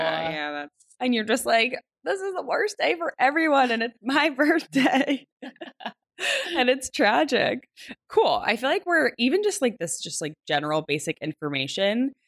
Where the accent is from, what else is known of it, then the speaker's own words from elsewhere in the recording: New Jersey, United States; I grew up in New Jersey. I'm a Jersey girl through and through.